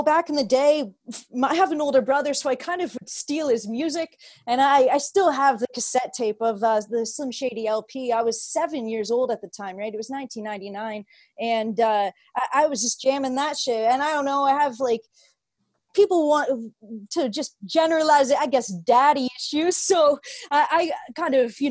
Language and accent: English; Belleville, Ontario, Canada; moved away; My hometown is a small place of Belleville.